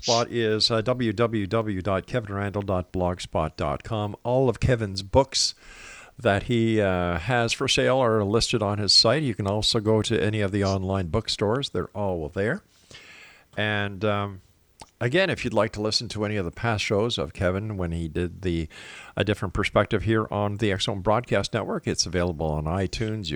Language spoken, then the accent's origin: English; Canada; Our Canadian government